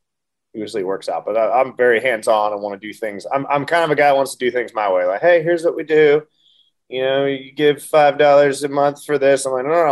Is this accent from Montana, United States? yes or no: yes; Montana, United States; I grew up in Montana